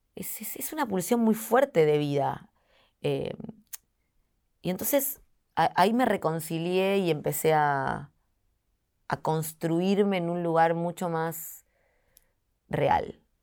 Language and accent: Spanish; Argentina; soy muy argentina en eso